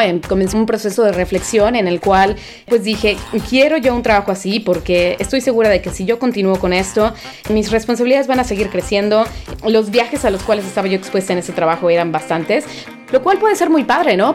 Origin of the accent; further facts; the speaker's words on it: Veracruz, Mexico; also born or lived in Mexico City / Coatzacoalcos; Nací en la Ciudad de México, pero muy pequeña me fui al puerto de Veracruz, por lo cual me denomino como jarocha y también chilanga.